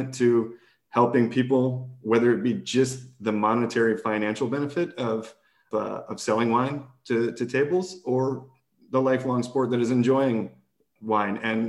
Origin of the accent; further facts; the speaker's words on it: Texas, United States; I'm from Texas